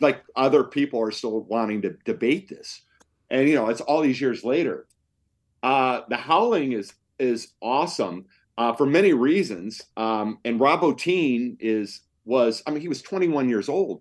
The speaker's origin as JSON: {"language": "English", "town": "Cleveland", "region": "Ohio", "country": "United States", "tie": "born or raised there", "also_born_or_lived": "Los Angeles", "said": "came back to make a documentary film back in my hometown of Cleveland"}